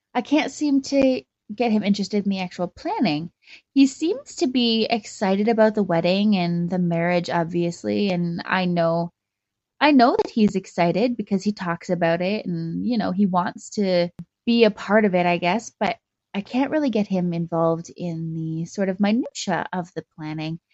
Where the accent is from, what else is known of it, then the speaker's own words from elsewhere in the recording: Calgary, Alberta, Canada; I'm from Calgary in Canada.